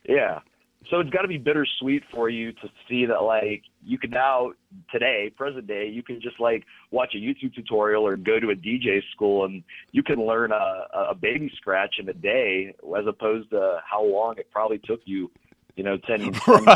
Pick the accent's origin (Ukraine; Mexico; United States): United States; Pittsburgh, Pennsylvania; right here, Pittsburgh